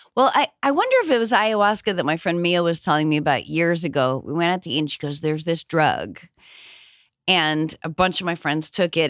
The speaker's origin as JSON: {"language": "English", "region": "New Hampshire", "country": "United States", "tie": "born or raised there", "said": "I'm from New England"}